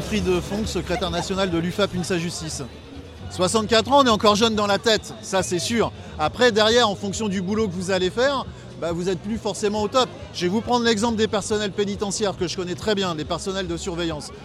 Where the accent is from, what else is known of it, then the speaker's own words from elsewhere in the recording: United States; French is a second language; now in France; je viens des États-Unis